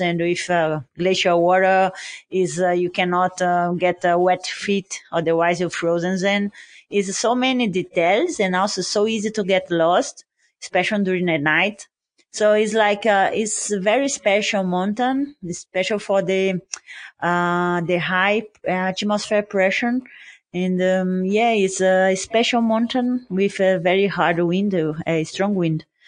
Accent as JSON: {"language": "English", "country": "Brazil", "said": "I'm from Brazil"}